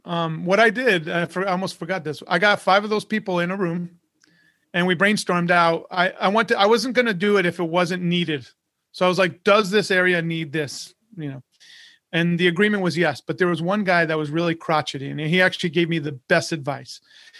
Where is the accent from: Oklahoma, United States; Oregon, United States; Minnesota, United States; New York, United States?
New York, United States; moved away; So when I first moved to Florida, I grew up in New York, and I moved to Florida, I didn't know anyone.